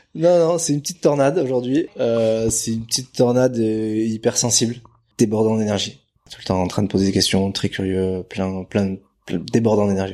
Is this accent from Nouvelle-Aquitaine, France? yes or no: yes; Bidart, Nouvelle-Aquitaine, France; also born or lived in Brazil; now in Biarritz, France; basé à Bidar, j'ai grandi à Bidar, né au Brésil mais je suis arrivé ici quand je devais avoir un an et demi, un an et demi, deux ans. Donc donc basque, je me considère basque